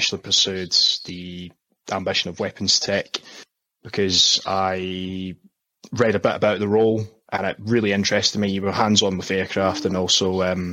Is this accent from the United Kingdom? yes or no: yes; Scotland, United Kingdom; moved away as an adult; also born or lived in South of England; now in England, United Kingdom; when I grew up in Scotland, there wasn't a lot of opportunities for jobs or anything like